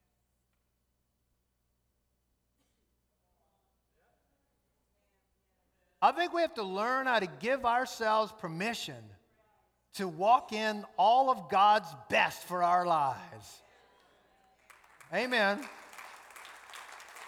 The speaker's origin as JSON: {"language": "English", "town": "New Orleans", "region": "Louisiana", "country": "United States", "tie": "born or raised there", "moved": "yes", "said": "I grew up in New Orleans"}